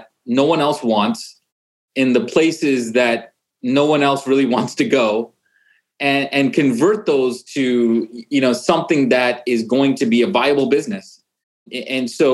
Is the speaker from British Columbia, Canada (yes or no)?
yes; Vancouver, British Columbia, Canada; moved away; I'm actually originally from Vancouver, Canada, and my parents originally actually came from Uganda, East Africa.